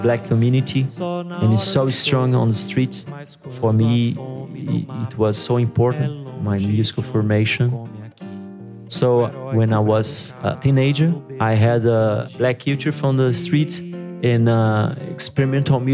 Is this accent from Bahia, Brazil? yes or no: yes; Salvador, Bahia, Brazil; English is a second language; from Salvador, Bahia, Brazil